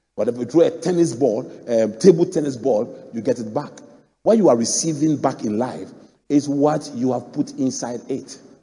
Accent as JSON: {"language": "English", "town": "Mampong", "country": "Ghana", "tie": "born or raised there", "said": "my hometown, Mampong"}